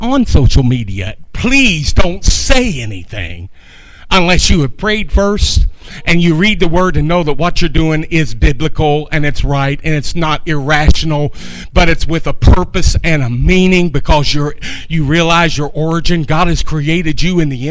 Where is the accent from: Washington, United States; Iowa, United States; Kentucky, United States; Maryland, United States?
Kentucky, United States; moved away as an adult; also born or lived in North Dakota; I myself was from Kentucky